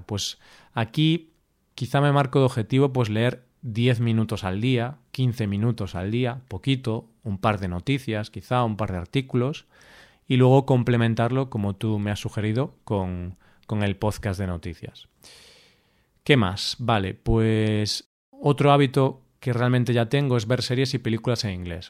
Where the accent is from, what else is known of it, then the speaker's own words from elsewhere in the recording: Spain; accent: Spanish; hablando en inglés, con mi acento español